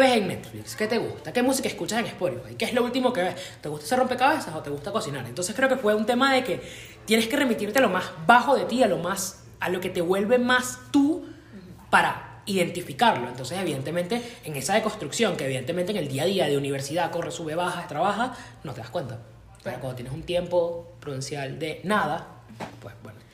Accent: Caracas, Capital District, Venezuela; yo que vivo y nací en Caracas

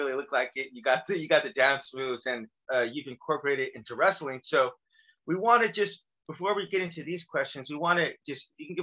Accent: California, United States; I'm from California

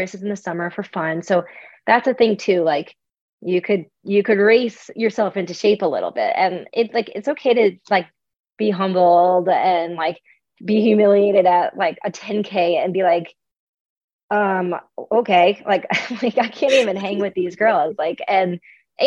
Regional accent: Long Island, New York, United States; I am a New Yorker. I grew up on Long Island

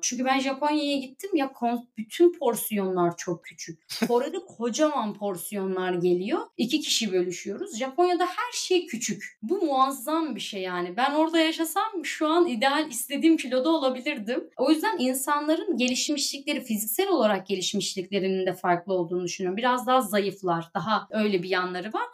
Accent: Black Sea Region, Turkey; accent: Black Sea (Karadeniz); moved away as an adult; now in South Korea; Karadenizli olduğum için bu arada, işte Karadeniz ağzıyla Korece'yi birleştirerek

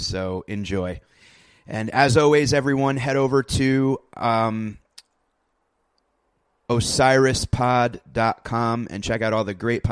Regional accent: New Haven, Connecticut, United States; I grew up in New Haven

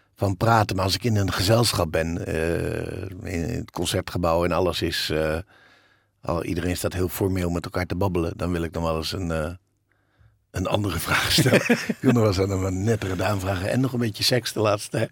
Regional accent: Bussum, North Holland, Netherlands; ik heb een, rijke jeugd gehad. En in het Gooi.

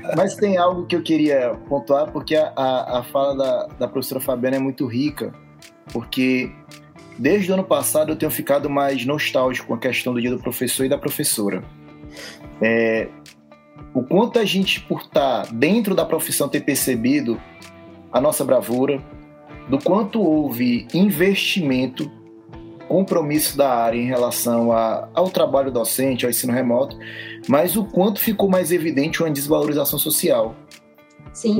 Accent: Fortaleza, Ceará, Brazil; also born or lived in Rio Claro, São Paulo; Eu sou cearense, nascido em Fortaleza

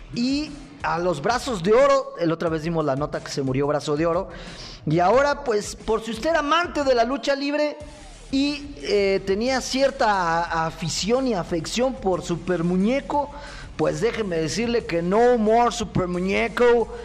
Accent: Mexico

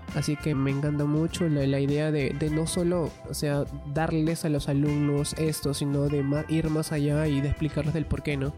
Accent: Ica, Peru; now in Lima, Peru; yo soy de Ica

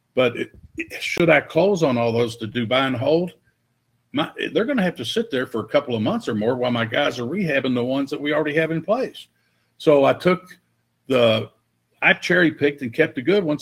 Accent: Louisville, Kentucky, United States; I got hired full time as a police officer in Louisville, Kentucky, in my hometown

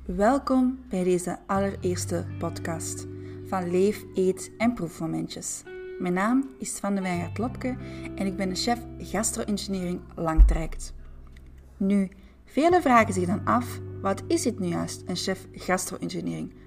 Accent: Antwerp, Flanders, Belgium; accent: Antwerp; also born or lived in France; trotse Antwerpenaar. Nu, de laatste is waarschijnlijk overbodig gezien mijn prachtig Antwerps accent.

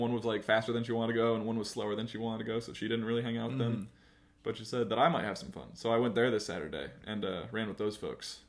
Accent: Cincinnati, Ohio, United States; moved away; I mentioned I was from Cincinnati, though.

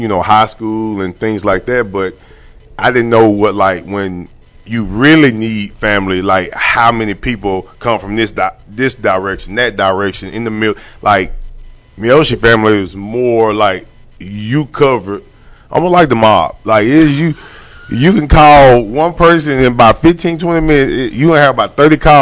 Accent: Longview, Texas, United States; also born or lived in Pine Tree, Texas; all my best friends that I grew up with in Longview

